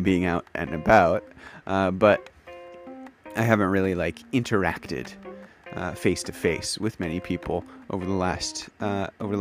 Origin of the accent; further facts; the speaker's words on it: United States; moved away as an adult; now in Kyoto, Japan; I am an English teacher from the United States of America, living and working in Kyoto, Japan